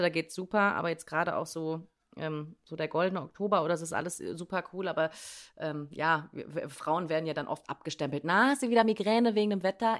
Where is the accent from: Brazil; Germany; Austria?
Germany; bei uns in Deutschland